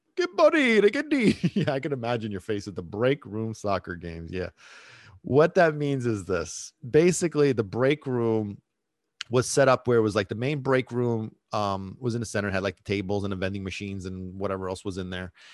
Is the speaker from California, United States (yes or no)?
no; New York City, New York, United States; also born or lived in Sicily, Italy; I was born in Brooklyn. I lived in Brooklyn until I was ten years old. And then my whole family, we moved to, uh, to Italy, to Sicily. And I lived there for seven years from the age of ten to seventeen and then moved back to America